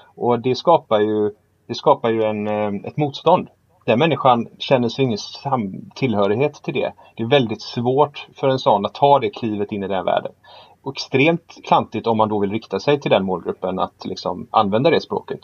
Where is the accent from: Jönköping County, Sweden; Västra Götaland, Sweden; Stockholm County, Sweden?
Västra Götaland, Sweden; Gothenburg; vi är ju från Göteborg